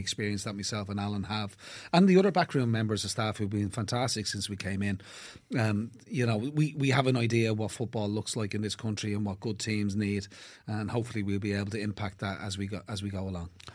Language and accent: English; Blackrock, Leinster, Ireland; born and bred in Black, Black Rock